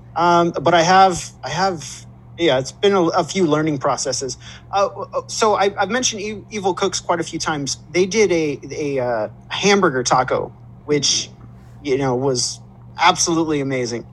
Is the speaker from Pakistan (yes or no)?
no; Southern California, United States; I grew up out here